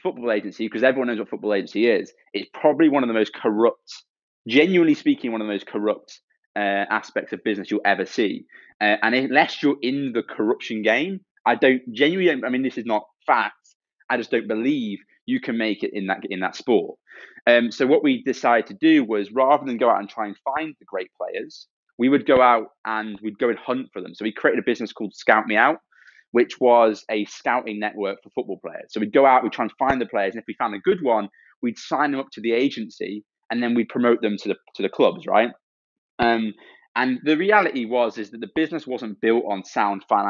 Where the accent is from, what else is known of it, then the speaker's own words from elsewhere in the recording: Stoke-on-Trent, West Midlands, United Kingdom; moved away; also born or lived in Cambridge; Stoke-on-Trent, where I grew up, is a very rough place